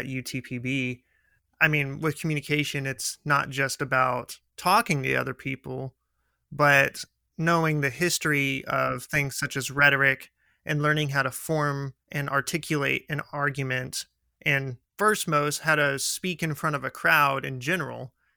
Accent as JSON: {"language": "English", "region": "West Texas", "country": "United States", "said": "I'm also from West Texas"}